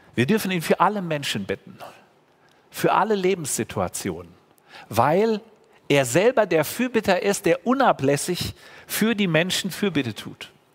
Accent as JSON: {"language": "German", "country": "Germany", "said": "als Deutsche"}